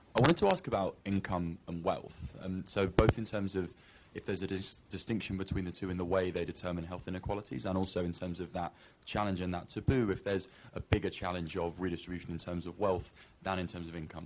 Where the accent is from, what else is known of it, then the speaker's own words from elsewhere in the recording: United Kingdom; moved away; As a Brit